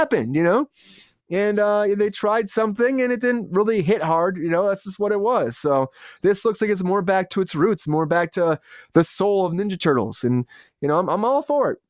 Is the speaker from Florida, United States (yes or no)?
no; Michigan, United States; I know we're all here from Michigan.